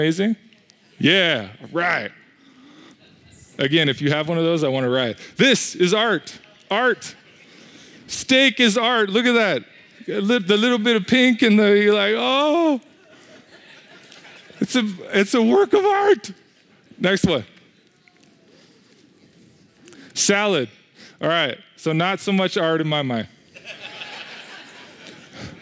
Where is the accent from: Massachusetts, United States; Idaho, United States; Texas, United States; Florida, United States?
Idaho, United States; Coeur d'Alene; moved away; I come from Coeur d'Alene